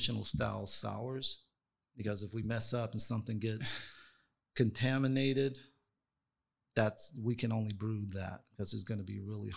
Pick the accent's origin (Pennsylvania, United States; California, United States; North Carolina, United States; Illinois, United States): North Carolina, United States; now in Sacramento, United States; So I'm from North Carolina. That's where I grew up.